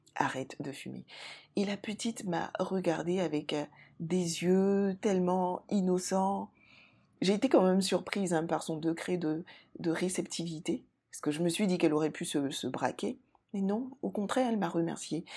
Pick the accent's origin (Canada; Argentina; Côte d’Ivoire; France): Côte d’Ivoire; en Côte d'Ivoire, mon pays d'origine